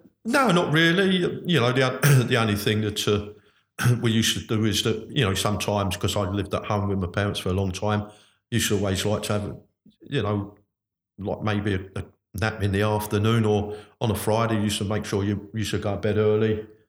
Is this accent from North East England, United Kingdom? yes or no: no; London, United Kingdom; I come from North London originally at Hackney